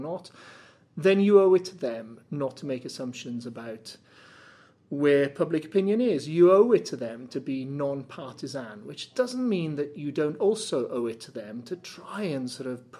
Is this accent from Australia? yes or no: no; Cardiff, Wales, United Kingdom; came back to my hometown of Cardiff